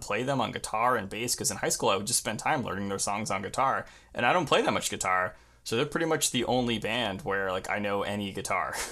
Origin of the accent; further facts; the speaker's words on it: Long Island, New York, United States; also born or lived in Queens, New York; I grew up on Long Island, so it's the suburbs, um, like, east of the city.